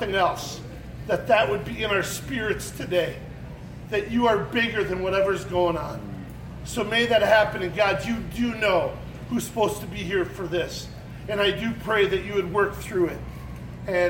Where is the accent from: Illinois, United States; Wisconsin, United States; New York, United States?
Wisconsin, United States; I'm from Wisconsin